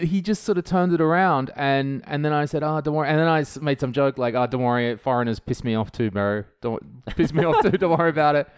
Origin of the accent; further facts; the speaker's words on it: Australia; moved away as an adult; now in Estonia; I'm from Australia